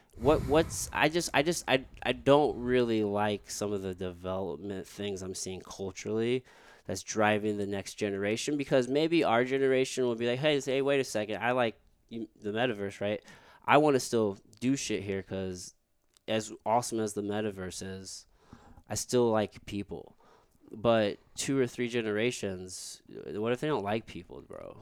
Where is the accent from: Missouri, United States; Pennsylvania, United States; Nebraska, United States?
Missouri, United States; rural; also born or lived in Jefferson City, Missouri; I grew up in rural, rural Missouri around all white people